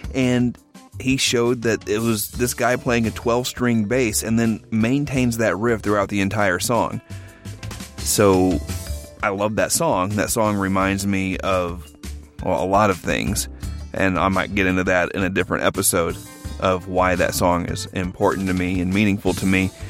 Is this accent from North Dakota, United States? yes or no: no; Oklahoma, United States; I grew up in Oklahoma